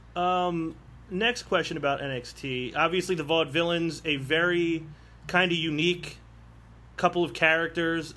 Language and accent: English; Philadelphia, Pennsylvania, United States; I'm from Philadelphia